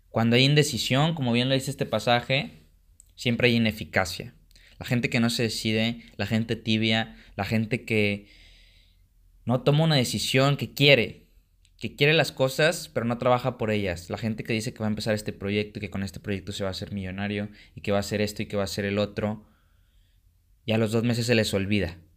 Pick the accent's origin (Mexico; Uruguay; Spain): Mexico; pero como mexicano no toleramos que alguien le vaya mejor que a nosotros, ¿no? Esa es la cultura mexicana.